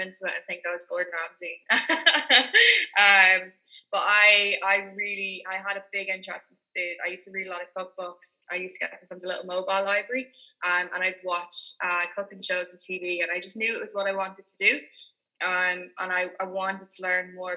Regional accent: Dublin, Leinster, Ireland; I'm from Dublin, but my grandparents are from Leitrim.

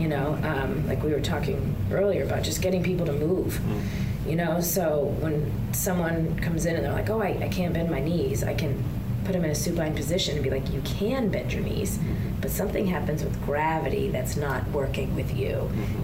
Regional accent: New Hampshire, United States; moved away as an adult; now in Kentucky, United States; I did sports like all growing up. I'm from New Hampshire

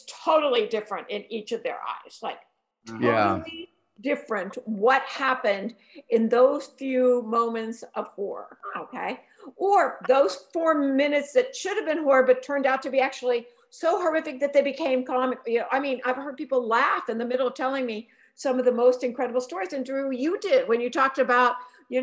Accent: Youngstown, Ohio, United States; Youngstown, Ohio, my hometown

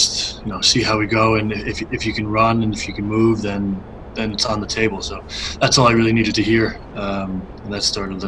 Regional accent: Scarsdale, New York, United States; Yeah, I am from the Burbs, indeed.

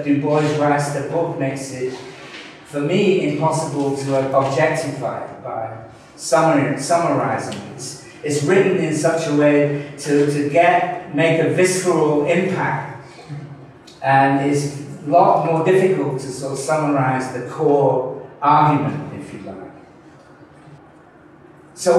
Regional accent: Manchester, North West England, United Kingdom; Manchester, which is my hometown

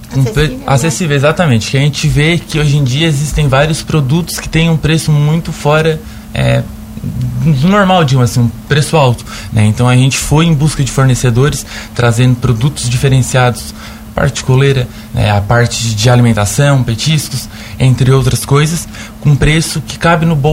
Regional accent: Braço do Norte, Santa Catarina, Brazil; Eu sou natural de Braço do Norte. Braço do Norte também é uma cidade grande, como se diz, é, tem bastante demanda na área pet

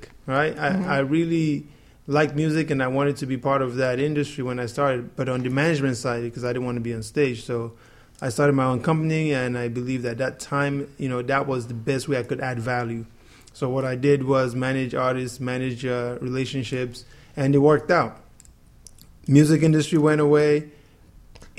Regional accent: Lagos, Nigeria; also born or lived in California / Ogun State; now in Miami, United States; my whole childhood was Nigeria, Lagos, Ogun State

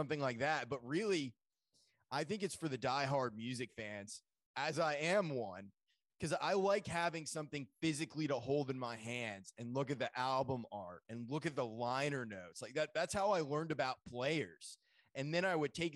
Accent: Maine, United States; moved away; also born or lived in Colorado; I grew up in Maine originally.

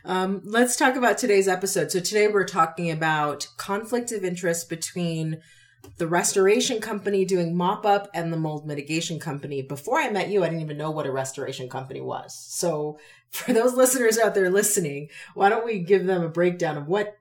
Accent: Connecticut, United States; now in Wyoming, United States; I know I'm from Connecticut, born and raised.

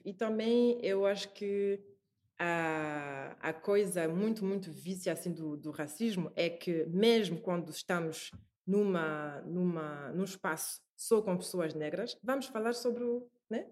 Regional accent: France; Portuguese is a second language; moved away as an adult; also born or lived in Paris, France / Brussels, Belgium / Singapore; now in Portugal; Cresci na França

